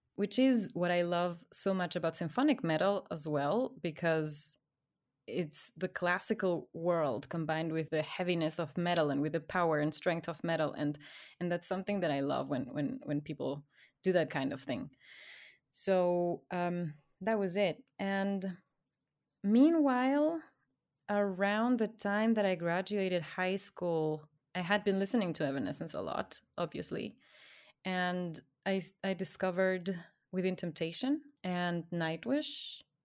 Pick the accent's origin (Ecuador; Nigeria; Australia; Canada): Ecuador; English is a second language; I grew up in Ecuador